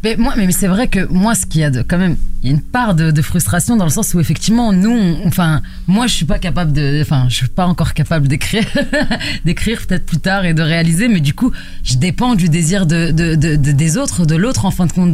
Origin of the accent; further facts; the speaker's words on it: La Courneuve, Île-de-France, France; accent: accent de banlieue; je viens de la cité des 4000 à la Courneuve et du coup, on entend un petit peu mon, mon accent de banlieue